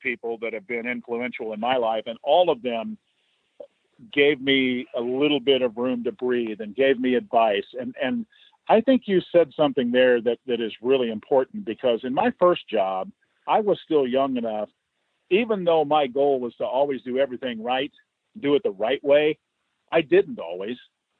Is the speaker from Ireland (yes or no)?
no; Fort Collins, Colorado, United States; I think I have some ins here with these people because I grew up in Fort Collins and know the right people.